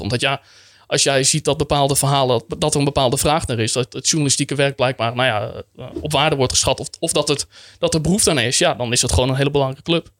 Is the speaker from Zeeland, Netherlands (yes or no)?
no; Friesland, Netherlands; also born or lived in Groningen; ik ben opgegroeid in Friesland